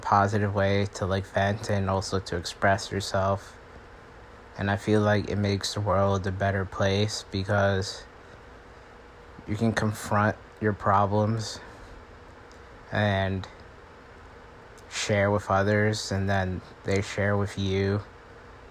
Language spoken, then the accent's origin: English; Long Island, New York, United States; I'm from Long Island